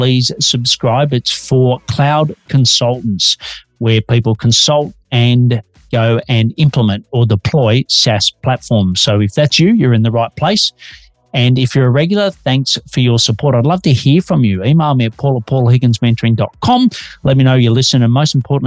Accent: Australia; also born or lived in Melbourne, Australia; I'm an Aussie working globally from Melbourne, Australia.

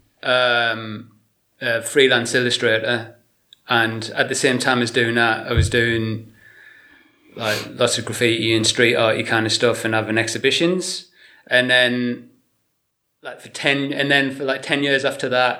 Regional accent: Willington, North East England, United Kingdom; moved away as an adult; also born or lived in Ipswich / Brighton; now in Shrewsbury, United Kingdom; I'm from County Durham originally

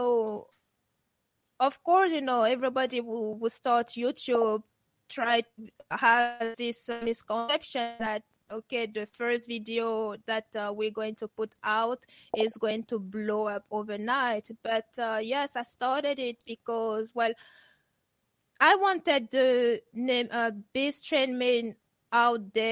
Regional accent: Geneva, Switzerland; moved away; also born or lived in Cameroon; Geneva, which is where I grew up

